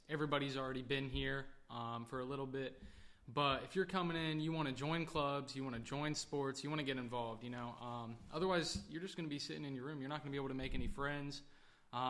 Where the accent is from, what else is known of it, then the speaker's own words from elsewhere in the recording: Edmond, Oklahoma, United States; I'm from Edmond, Oklahoma